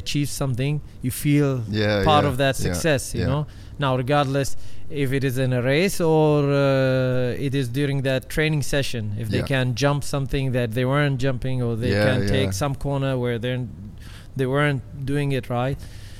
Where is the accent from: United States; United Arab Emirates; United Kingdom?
United Arab Emirates; in my home country, in the dunes